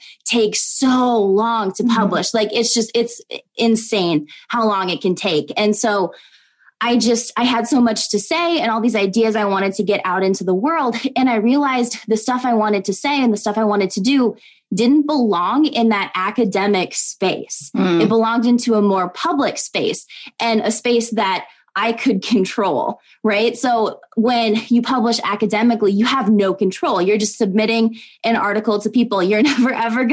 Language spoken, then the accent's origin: English; Minnesota, United States; now in Iowa, United States; I was born and raised in Minnesota, but we live in Iowa right now